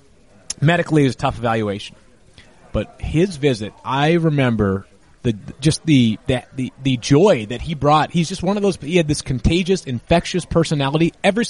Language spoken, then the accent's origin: English; Massachusetts, United States; I grew up in Massachusetts